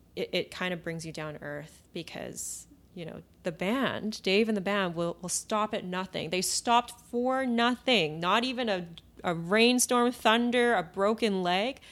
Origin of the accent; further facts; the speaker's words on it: Vancouver, British Columbia, Canada; I grew up in Vancouver